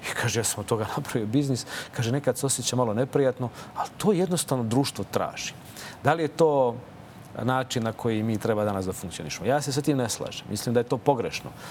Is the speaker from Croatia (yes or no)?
no; Čačak, Moravica District, Serbia; Naročito u tom kraju odakle ja dolazim. Ja sam rođen u Čačku